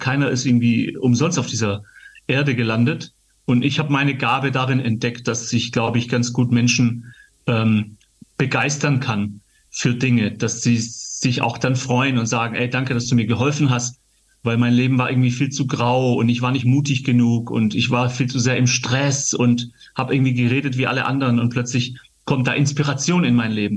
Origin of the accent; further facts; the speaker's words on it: Gaildorf, Baden-Württemberg, Germany; in meiner Kinderkirchzeit in Geildorf, wo ich aufgewachsen bin, geil, geile Jugend in Geildorf, im Schwäbische, im Schwaberländle